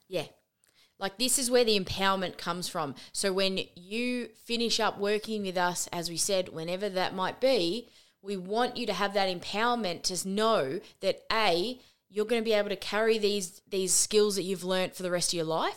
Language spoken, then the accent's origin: English; Australia; we are Australian.